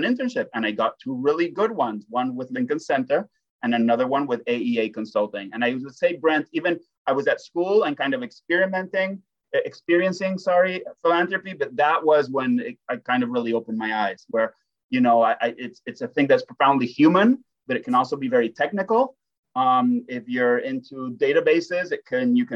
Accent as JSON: {"language": "English", "country": "Spain", "tie": "born or raised there", "also_born_or_lived": "Groningen, Netherlands", "moved": "yes", "lives_now": "Allentown, United States", "said": "when I was growing up in Spain"}